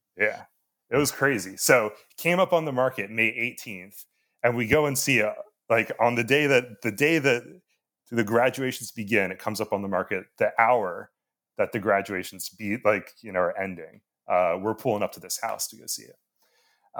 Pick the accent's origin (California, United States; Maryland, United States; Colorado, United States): Maryland, United States; Annapolis; I'm from Annapolis